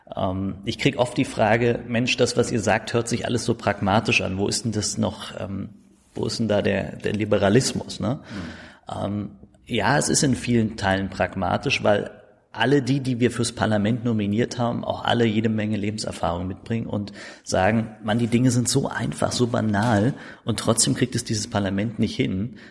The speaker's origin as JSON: {"language": "German", "region": "Berlin", "country": "Germany", "tie": "born or raised there", "also_born_or_lived": "Steglitz-Zehlendorf, Berlin", "accent": "Berlin dialect", "said": "Aufgewachsen in Marzahn-Hellersdorf mhm. ähm, und auch da groß geworden, zur Schule gegangen"}